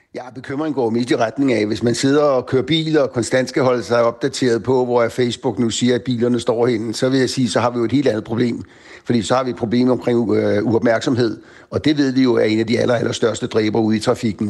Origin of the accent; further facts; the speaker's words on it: Bornholm, Capital Region of Denmark, Denmark; nu kommer jeg selv fra Bornholm